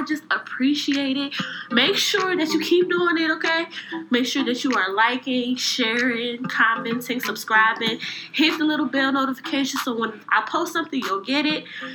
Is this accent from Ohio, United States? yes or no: yes; Cleveland, Ohio, United States; I'm from Cleveland.